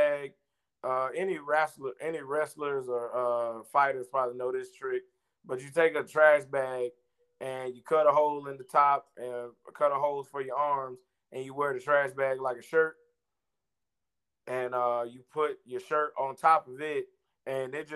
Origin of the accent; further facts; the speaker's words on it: South Georgia, United States; I'm from South Georgia